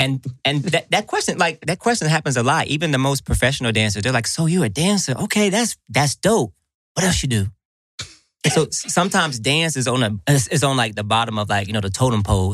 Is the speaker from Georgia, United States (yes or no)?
yes; Atlanta, Georgia, United States; I'm here in my hometown